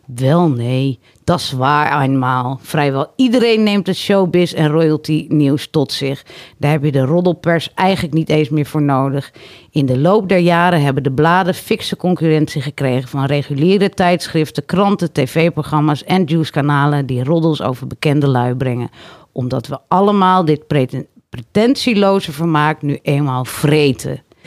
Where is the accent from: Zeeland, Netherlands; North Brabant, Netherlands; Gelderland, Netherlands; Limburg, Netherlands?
Gelderland, Netherlands; Harderwijk; moved away; ik kom dus uit Harderwijk